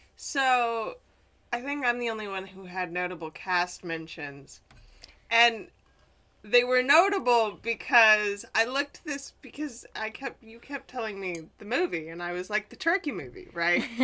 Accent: Midwest, United States; I'm from the Midwest

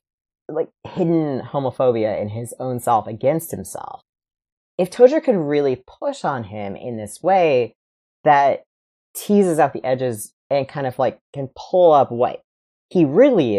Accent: West Michigan, United States; I grew up in West Michigan as a very Christian Reformed Calvinist child

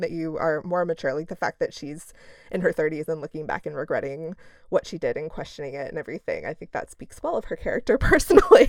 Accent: Midwest, United States; we're both from the Midwest

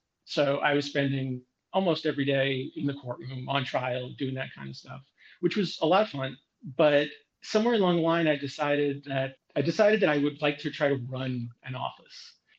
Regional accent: New York City, New York, United States; moved away as an adult; now in New Jersey, United States; born and raised in Brooklyn. I am half Greek, half Irish.

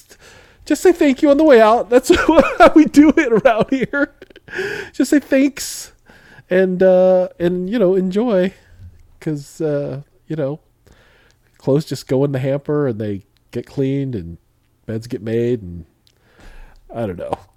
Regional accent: Midwest, United States; I grew up in the Midwest

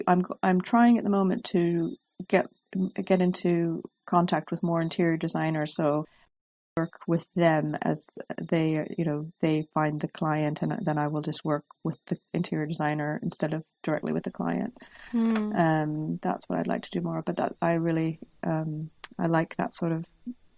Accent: Pacific Northwest, United States; I grew up in the Pacific Northwest, and I believe that I'm very influenced by my mind's eye from the beautiful scenery that I enjoyed when I was there.

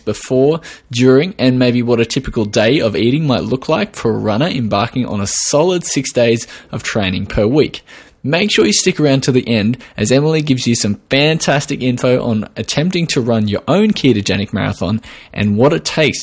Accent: Australia

